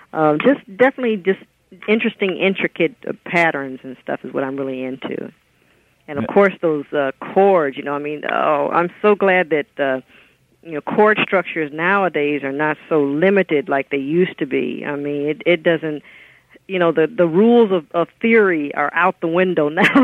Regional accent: West Coast, United States; also born or lived in Chicago, Illinois; And then my family moved out here when I was in grade school.

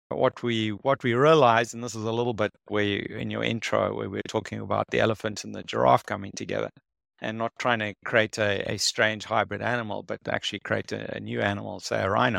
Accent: South Africa; I'm from South Africa.

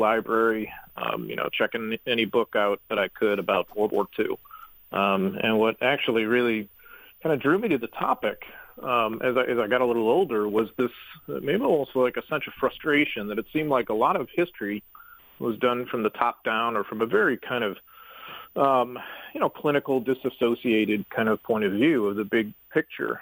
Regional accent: St. Louis, Missouri, United States; I grew up in St. Louis, and I'm a proud native

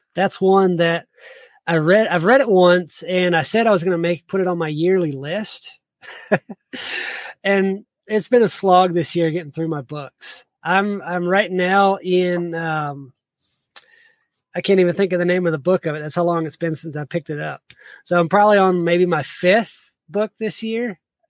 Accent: the South, United States; also born or lived in South Georgia / Virginia; I grew up in the South

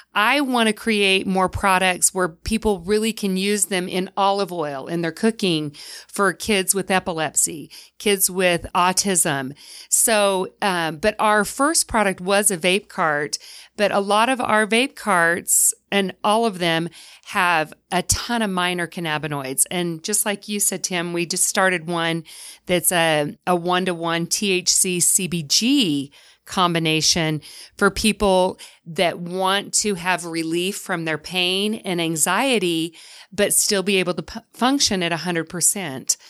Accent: the South, United States; now in Utah, United States; I'm from the South

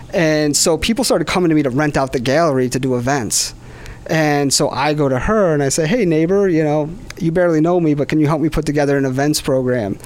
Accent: Webster, New York, United States; I grew up in Webster, New York

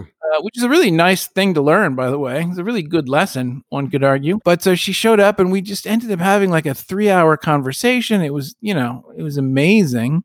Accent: the West, United States; as a Jewish kid growing up in the West

